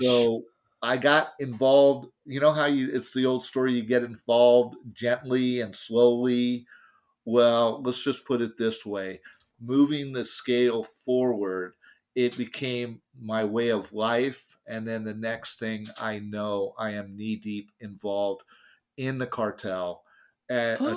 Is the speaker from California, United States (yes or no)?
yes; San Francisco, California, United States; I grew up in San Francisco